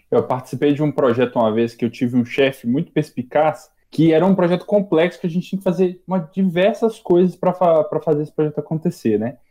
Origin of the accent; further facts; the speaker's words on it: Minas Gerais, Brazil; now in São Paulo, Brazil; Eu sou de Minas